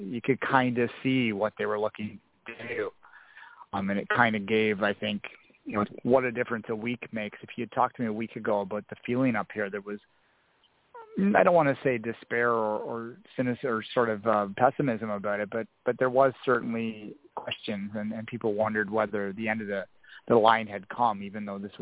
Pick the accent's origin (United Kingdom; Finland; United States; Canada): Canada; I'm a Canadian development guy